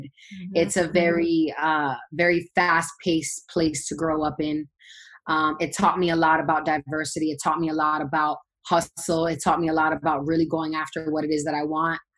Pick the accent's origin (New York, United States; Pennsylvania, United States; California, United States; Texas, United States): New York, United States; New York City; I'm from Brooklyn, New York, originally. Born and raised BK